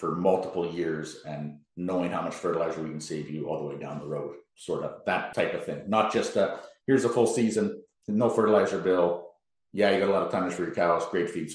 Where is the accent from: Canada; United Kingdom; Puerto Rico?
Canada; Manitoba; we're all from Manitoba